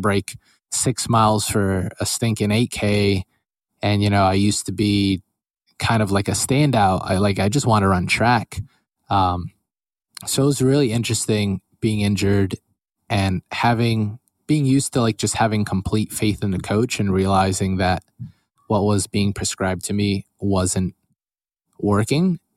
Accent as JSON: {"language": "English", "town": "Allentown", "region": "Pennsylvania", "country": "United States", "tie": "born or raised there", "said": "I grew up my whole life in Allentown, Pennsylvania"}